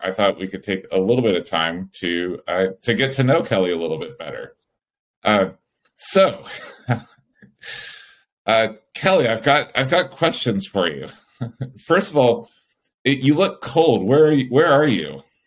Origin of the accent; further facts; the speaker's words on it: California, United States; as a Californian